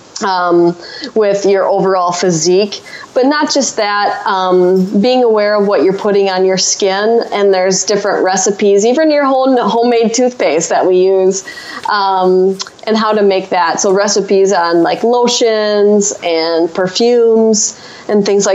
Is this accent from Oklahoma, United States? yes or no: no; Wisconsin, United States; I'm from Wisconsin